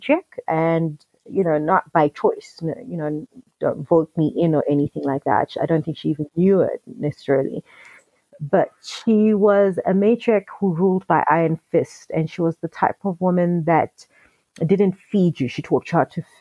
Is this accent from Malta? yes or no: no; Zambia; I am South African because my father is South African, but I grew up in Zambia. My mother is Zambian